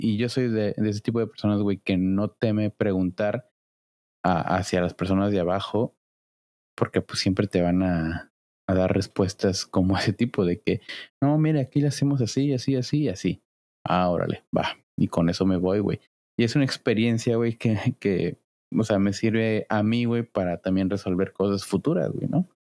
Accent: Cancún, Quintana Roo, Mexico; yo soy de Cancún

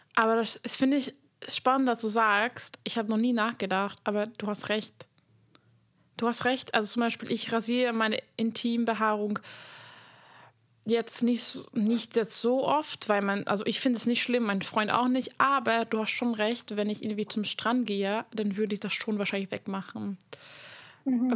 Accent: Hungary; moved away; ich komme aus Ungarn

